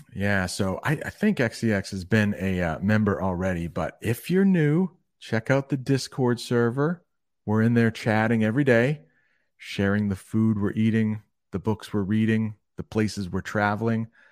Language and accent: English; Maine, United States; I'm from Maine, and that is in the northern part of the United States.